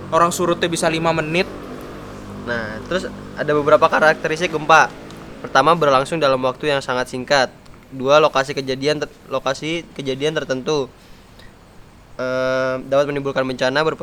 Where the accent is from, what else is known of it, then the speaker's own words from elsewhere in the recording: Jakarta, Indonesia; by the way kita orang Jakarta ya